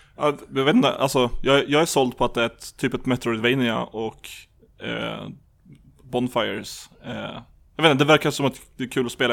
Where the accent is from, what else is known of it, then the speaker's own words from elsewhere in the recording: Lapland, Sweden; jag är uppvuxen i Lappland